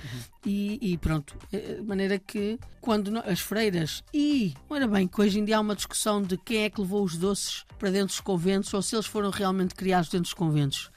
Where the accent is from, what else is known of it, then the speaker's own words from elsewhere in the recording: Maia, Norte, Portugal; eu cresci lá perto, ah, na Maia, no Porto